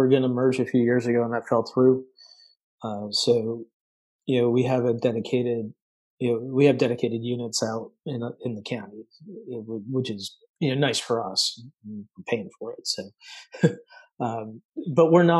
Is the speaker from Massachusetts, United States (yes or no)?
yes; Massachusetts, United States; moved away; also born or lived in upstate New York; I grew up in Massachusetts